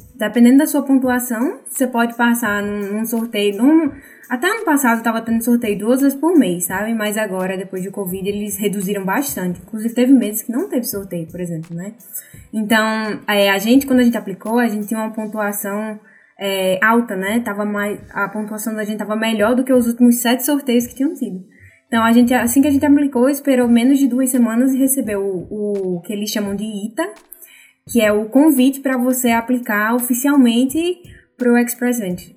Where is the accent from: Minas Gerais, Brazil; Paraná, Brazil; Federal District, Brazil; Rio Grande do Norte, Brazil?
Rio Grande do Norte, Brazil; Natal; moved away as an adult; now in Vancouver, Canada; vim de Natal, Rio Grande do Norte, no Brasil. Estou morando aqui em Vancouver, no Canadá